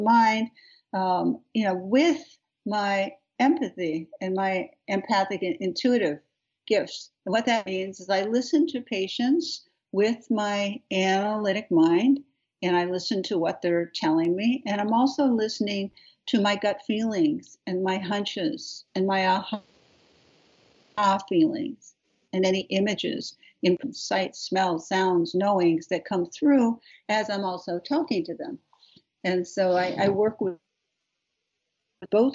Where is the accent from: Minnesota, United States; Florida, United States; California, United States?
California, United States; Beverly Hills; I was brought up in Beverly Hills.